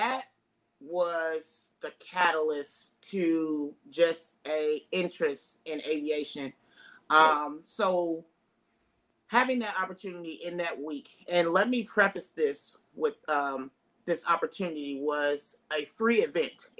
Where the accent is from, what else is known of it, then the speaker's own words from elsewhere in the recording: Jeffersonville, Indiana, United States; I grew up in the Midwest, Jeffersonville, Indiana.